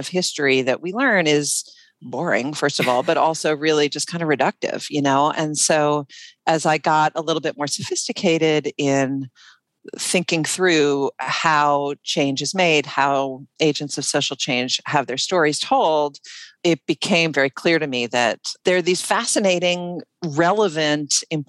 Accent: Washington, District of Columbia, United States; And this is my hometown.

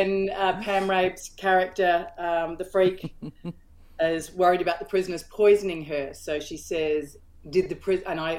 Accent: Melbourne, Victoria, Australia; in Melbourne, which is my hometown

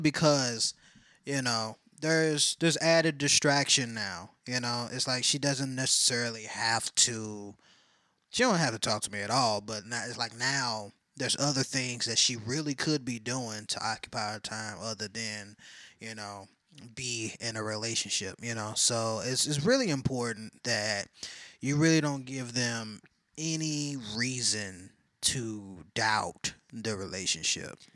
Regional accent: Texas, United States; I'm a Texan

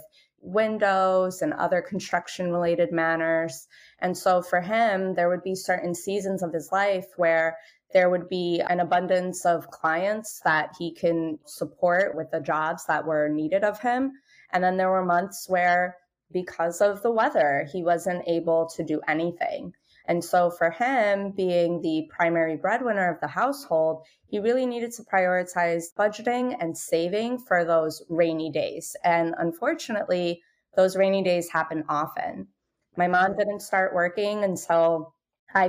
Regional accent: New York City, New York, United States; I'm born and raised in Brooklyn, New York. I'm the daughter of low-income Moroccan immigrants.

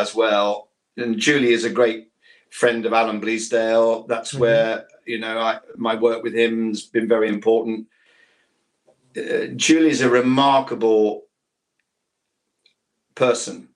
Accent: Ilkeston, East Midlands, United Kingdom; accent: Ilkeston; moved away; I went to a secondary modern school called Gladstone Boys in Ilkeston in Derbyshire

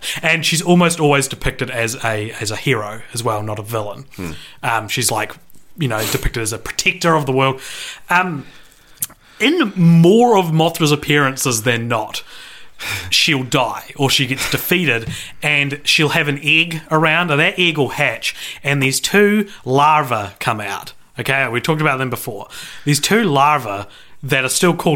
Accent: New Zealand; We're from New Zealand

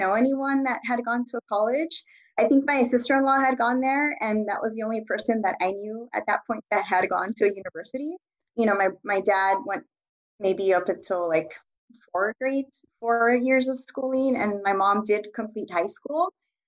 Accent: Los Angeles, California, United States; also born or lived in Boyle Heights, Los Angeles; I was born here I was born in Boyle Heights and I grew up in East Los Angeles.

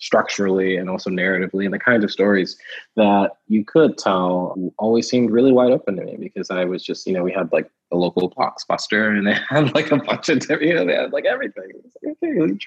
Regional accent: Houston, Texas, United States; also born or lived in Kentucky; I was born in Kentucky, moved to Texas when I was like 3 or so. And when the first house we lived in was like just outside of Houston proper.

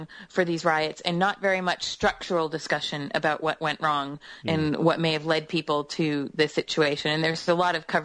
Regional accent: United States; I'm American

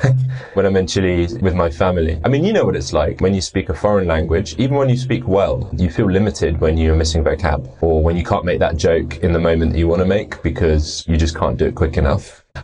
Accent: London, United Kingdom; born or raised there; accent: British; first language English; moved away as an adult; also born or lived in Munich, Germany; now in Germany

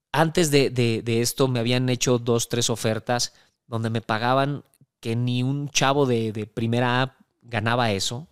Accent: Mexico; llegar como mexicano, como extranjero a, Centroamérica

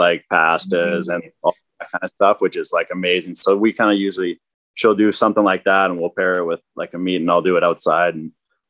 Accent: Weyburn, Saskatchewan, Canada; I'm from Weyburn, Saskatchewan

